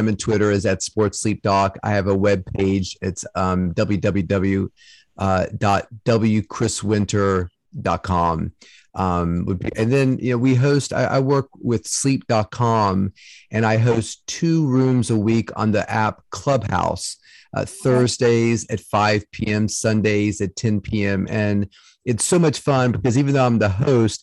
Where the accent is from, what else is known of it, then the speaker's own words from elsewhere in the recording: Salem, Virginia, United States; I grew up in Southwest Virginia in Salem, Roanoke area.